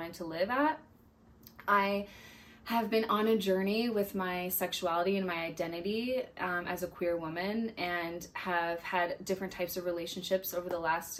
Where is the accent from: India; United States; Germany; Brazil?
United States; Denver, Colorado; I'm from Denver, Colorado